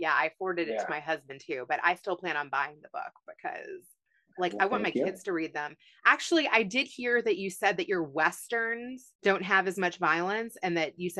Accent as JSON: {"language": "English", "region": "Kentucky", "country": "United States", "tie": "born or raised there", "also_born_or_lived": "Los Angeles", "moved": "yes", "lives_now": "Houston, United States", "said": "I grew up in Kentucky"}